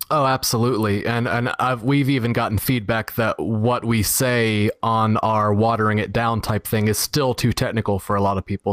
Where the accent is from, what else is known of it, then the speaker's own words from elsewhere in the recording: Florida, United States; also born or lived in Dallas; grew up here in Florida